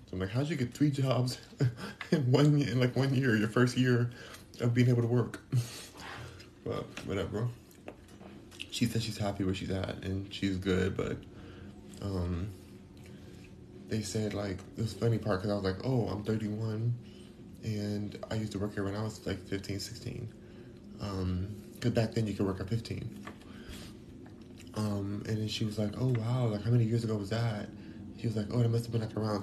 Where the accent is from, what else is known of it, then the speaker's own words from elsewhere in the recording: California, United States; now in Houston, United States; I'm from California